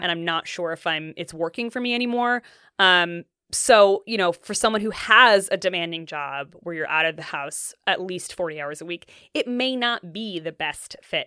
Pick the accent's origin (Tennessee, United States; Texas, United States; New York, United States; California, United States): New York, United States; Ithaca; moved away as an adult; also born or lived in New England; now in Seattle, United States; My family's from upstate New York, and, um, grew up kind of between there and New England.